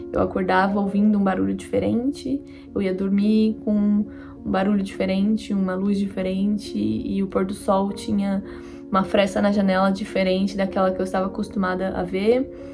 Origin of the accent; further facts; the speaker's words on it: Brazil; moved away as an adult; now in France; morar vinte e dois anos no Brasil e, de repente, fui pra um país novo